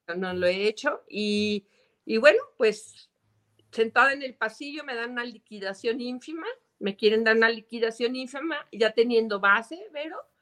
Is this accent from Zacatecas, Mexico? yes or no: yes; Zacatecas, Mexico; yo soy zacatecana de corazón, eh, aunque, bueno, mi padre es de Nochistlán, es ingeniero civil, es la persona que más admiro. Este, mi madre es de Guadalajara, Jalisco, eh, yo ya nací aquí